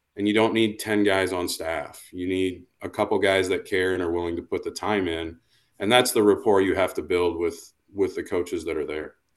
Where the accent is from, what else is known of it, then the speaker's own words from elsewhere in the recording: Iowa, United States; I grew up in a small town in Iowa